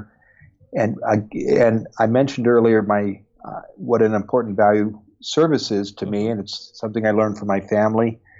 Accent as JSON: {"language": "English", "region": "Iowa", "country": "United States", "tie": "born or raised there", "said": "I grew up in the American Midwest in Iowa"}